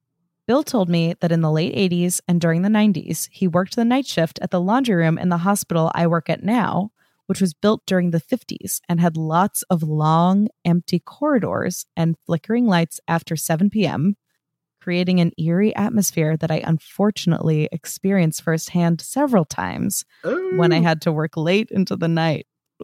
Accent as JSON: {"language": "English", "country": "Brazil", "tie": "born or raised there", "second_language": "English", "said": "because being born and raised in Brazil, I've never had any contact with the books."}